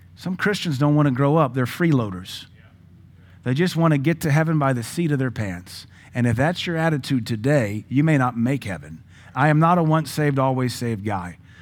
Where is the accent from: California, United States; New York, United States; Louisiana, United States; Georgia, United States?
Louisiana, United States; Baton Rouge; also born or lived in Pittsburgh, Pennsylvania; now in Cookeville, United States; I was born in Pittsburgh. I'm a native Yankee. God delivered me to Baton Rouge so I could grow up Southern